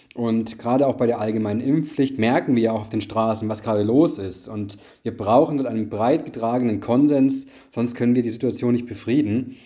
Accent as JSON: {"language": "German", "region": "Bavaria", "country": "Germany", "said": "ich komme ja auch selbst aus Bayern"}